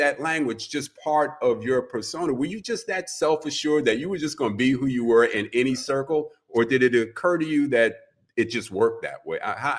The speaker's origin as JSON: {"language": "English", "town": "New York City", "region": "New York", "country": "United States", "tie": "born or raised there", "said": "I grew up on the Upper West Side of Manhattan."}